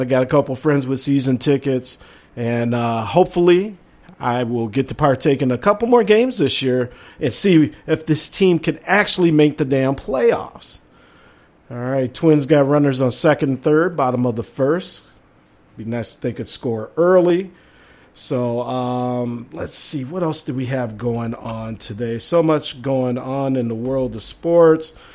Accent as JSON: {"language": "English", "region": "Minnesota", "country": "United States", "said": "us great people from Minnesota"}